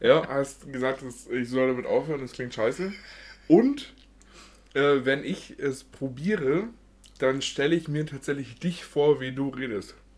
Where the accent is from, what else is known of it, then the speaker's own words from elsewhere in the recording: Munich, Bavaria, Germany; bin ich nun mal geboren in München und wohne hier seit äh, Anfang an.